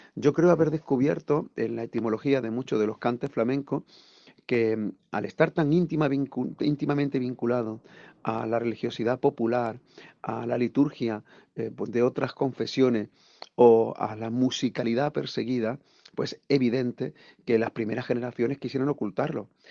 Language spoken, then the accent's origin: Spanish; Andalusia, Spain; accent: Andalusian; first language Andalusian Spanish; nuestra lengua materna, el andaluz